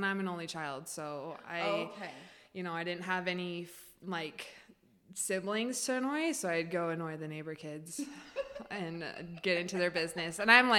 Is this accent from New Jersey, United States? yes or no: no; California, United States; born there; also born or lived in Oregon / Florida; now in Boise, United States; I was born in California, and then I moved to Oregon when my mom got remarried to my stepdad. And then we moved to Florida, where he worked for his brother. And then we did not enjoy Florida. We missed the Northwest.